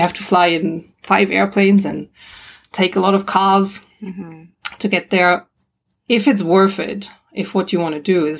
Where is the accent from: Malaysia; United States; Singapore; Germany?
Germany; moved away; also born or lived in Australia; I'm from Germany originally.